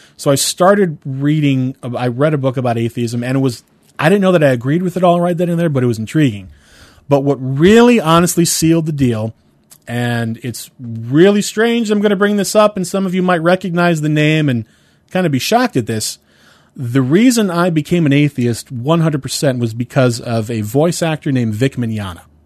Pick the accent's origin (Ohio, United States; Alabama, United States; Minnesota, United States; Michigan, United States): Ohio, United States; Cleveland; I'm from Cleveland